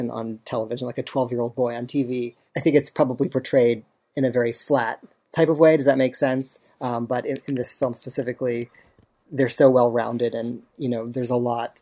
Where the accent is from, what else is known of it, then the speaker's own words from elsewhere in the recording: outside of Philadelphia, Pennsylvania, United States; also born or lived in Augusta, Georgia; And then I moved to outside of Philadelphia with my mother